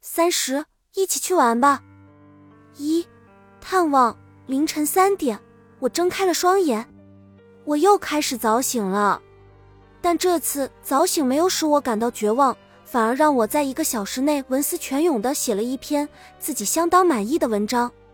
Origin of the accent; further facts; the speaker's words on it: China; 我们中国人